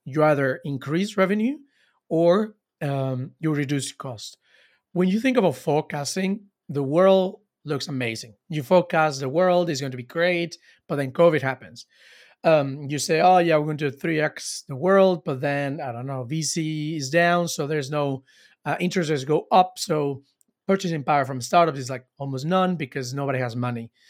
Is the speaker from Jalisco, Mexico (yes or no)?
no; Cancun, Quintana Roo, Mexico; I am from Mexico. I am from Cancun.